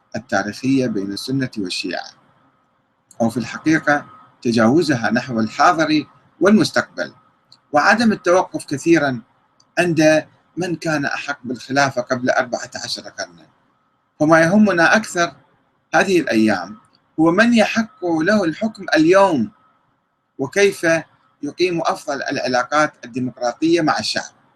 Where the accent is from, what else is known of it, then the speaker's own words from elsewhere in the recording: Iraq; كنا نعمل كعراقيين